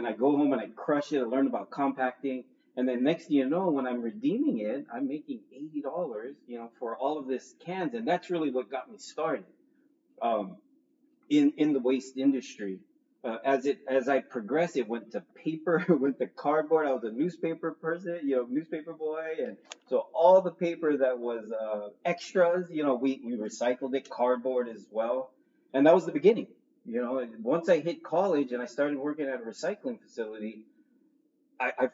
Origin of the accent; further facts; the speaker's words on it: Mountain View, California, United States; now in Oahu, United States; I was born here on Oahu, spent most of my younger years in Northern California. Some of you may know where Google is, Mountain View, California, but that's where I grew up